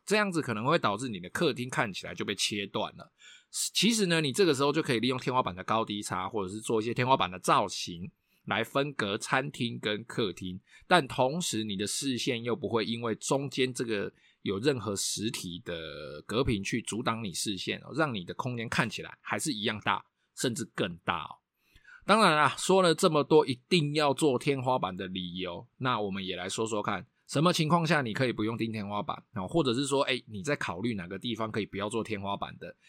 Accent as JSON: {"language": "Chinese", "country": "Taiwan", "said": "我们台湾人非常地会比价，然后非常地会，呃，非常地重视 C P 值嘛"}